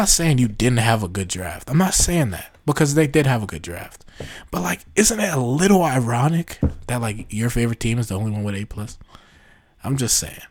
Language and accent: English; New York, United States; I'm from New York